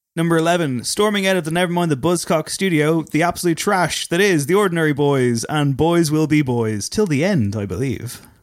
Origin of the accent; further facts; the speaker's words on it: Drogheda, Leinster, Ireland; accent: Drogheda; my Drogheda accent